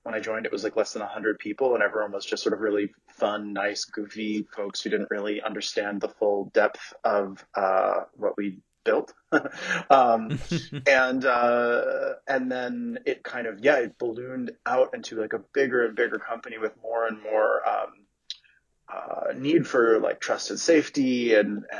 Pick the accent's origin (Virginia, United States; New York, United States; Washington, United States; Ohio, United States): New York, United States; New York City; moved away as an adult; also born or lived in San Francisco Bay Area; now in San Francisco, United States; So I'm from New York City originally, and then I moved out here for work almost 10 years ago.